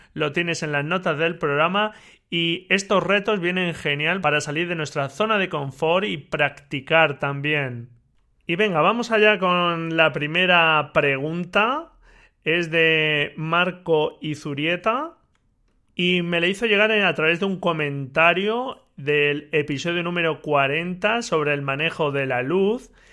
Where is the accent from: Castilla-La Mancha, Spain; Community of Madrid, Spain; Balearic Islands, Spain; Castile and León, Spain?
Castilla-La Mancha, Spain; Albacete; de Albacete, de mi tierra